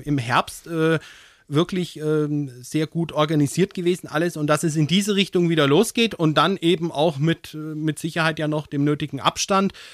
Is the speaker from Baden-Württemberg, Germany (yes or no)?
no; Höchberg, Bavaria, Germany; also born or lived in Würzburg; in meinem Heimatort in Höchberg